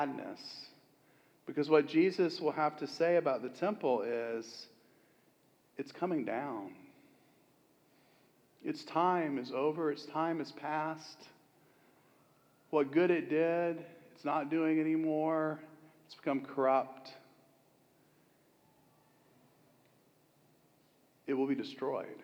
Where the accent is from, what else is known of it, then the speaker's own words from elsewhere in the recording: Florida, United States; I'm from Florida